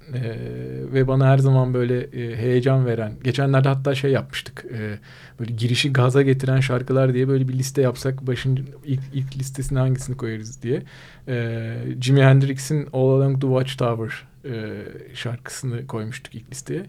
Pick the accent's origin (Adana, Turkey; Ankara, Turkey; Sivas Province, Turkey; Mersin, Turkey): Mersin, Turkey; moved away; memleketim Mersin